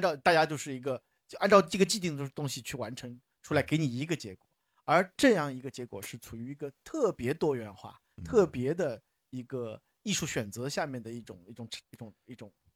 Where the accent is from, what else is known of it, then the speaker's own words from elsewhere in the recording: Shanghai, China; 我们从小在，在上海这个地界长大的人